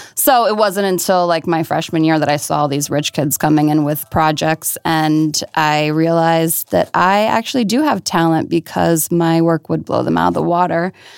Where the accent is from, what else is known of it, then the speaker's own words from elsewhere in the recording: outside of Baltimore, Maryland, United States; moved away as an adult; now in New York, United States; I'm originally from Maryland, so outside of Baltimore